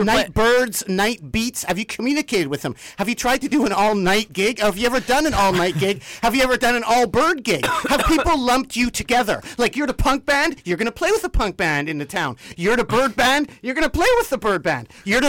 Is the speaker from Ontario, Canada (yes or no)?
no; Vancouver, British Columbia, Canada; Because in Vancouver, it's like we're from Vancouver, British Columbia, Canada.